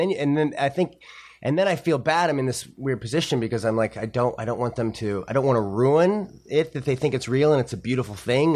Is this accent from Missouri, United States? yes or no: yes; St. Louis, Missouri, United States; moved away as an adult; also born or lived in Boston; growing up in Saint Louis, you know, thirteen, fourteen years old